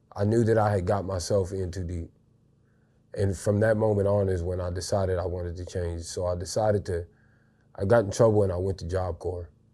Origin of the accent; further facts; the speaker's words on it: Marshall, Missouri, United States; I was raised in a town called Marshall, Missouri